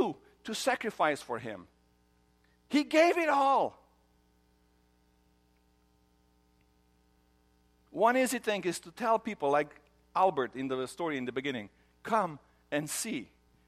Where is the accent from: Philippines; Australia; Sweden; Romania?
Romania; moved away; I grew up in Romania